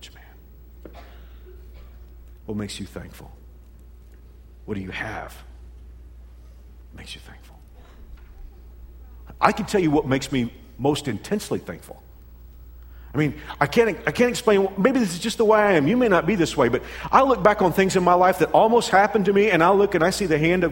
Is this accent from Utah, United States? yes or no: no; Texas, United States; moved away as an adult; now in Kansas, United States; I came from Texas, and when I went to college in Arlington